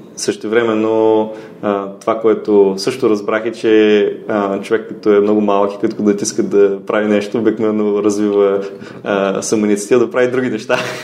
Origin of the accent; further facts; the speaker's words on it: Ruse, Ruse Province, Bulgaria; moved away as an adult; also born or lived in Sofia / Silicon Valley, United States; Роден съм в а, София, но съм израснал в Русе и а, на 19 години заминах за Америка